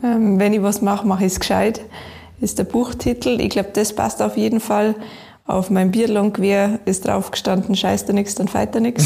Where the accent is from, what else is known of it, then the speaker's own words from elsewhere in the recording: Garmisch-Partenkirchen, Bavaria, Germany; Ich komme aus Garmisch-Partenkirchen, bin aufgewachsen in die Berg und wohne nach wie vor, ich glaube, am schönsten Ort der Welt